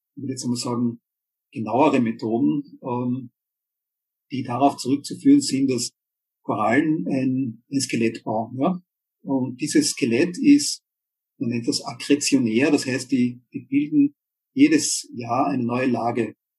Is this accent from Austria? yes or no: yes; Austria; bei uns in Österreich